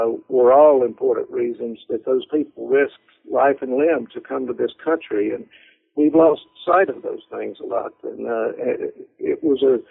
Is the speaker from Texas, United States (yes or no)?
no; Lynchburg, Virginia, United States; also born or lived in North Carolina; When I was in first grade, our family moved to Lynchburg, Virginia